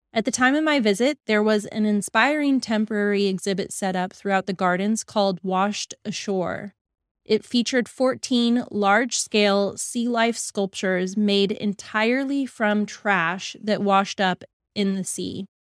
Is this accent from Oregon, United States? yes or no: no; Dallas, Texas, United States; my hometown in D F